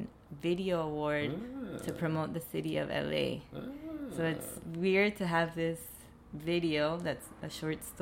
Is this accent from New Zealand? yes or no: no; Panama; now in Los Angeles, United States; I'm from Panama, and it's always hot